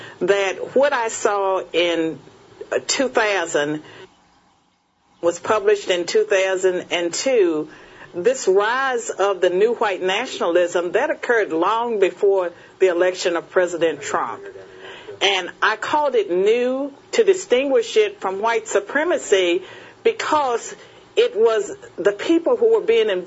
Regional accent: Virginia, United States; Virginia is my home state

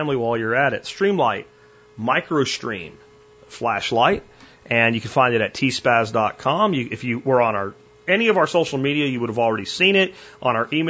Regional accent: Pennsylvania, United States; where I live now, where I grew up in Pennsylvania

